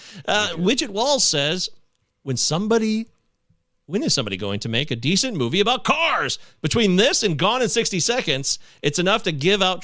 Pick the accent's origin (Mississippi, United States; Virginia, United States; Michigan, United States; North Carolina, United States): Michigan, United States; we're from Michigan